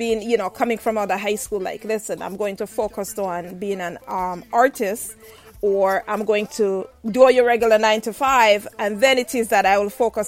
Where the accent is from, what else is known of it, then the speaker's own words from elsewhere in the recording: Jamaica; I'm Jamaican